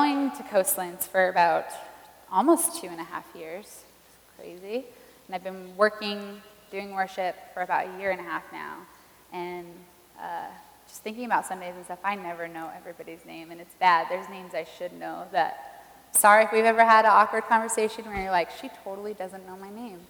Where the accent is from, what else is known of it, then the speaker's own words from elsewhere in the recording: Lancaster, California, United States; I'm from Lancaster, California, the most beautiful